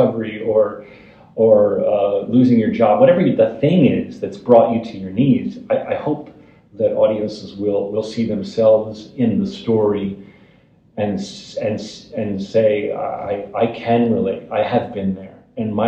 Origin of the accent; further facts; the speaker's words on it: New Jersey, United States; Jersey, which is a character which I like writing about, my hometown